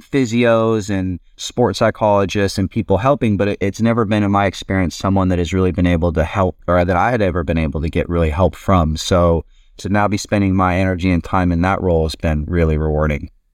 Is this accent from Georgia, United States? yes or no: no; California, United States; moved away as an adult; also born or lived in Europe; we're kinda both from California